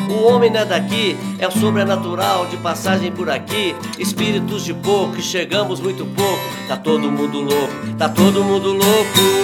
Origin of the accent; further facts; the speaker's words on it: Varginha, Minas Gerais, Brazil; eu sou de Varginha